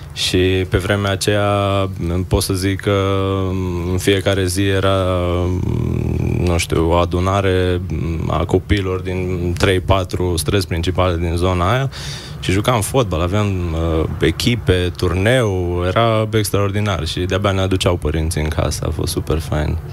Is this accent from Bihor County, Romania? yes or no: yes; Oradea, Bihor County, Romania; also born or lived in Iași / Cluj; now in Bucharest, Romania; Născut în Iași, crescut la Oradea